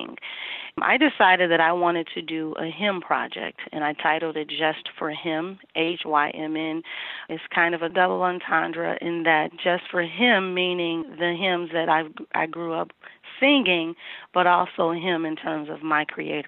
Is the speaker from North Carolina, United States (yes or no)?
no; St. Louis, Missouri, United States; moved away as an adult; now in Minneapolis, United States; I am originally from St. Louis, Missouri, and I moved here in 1995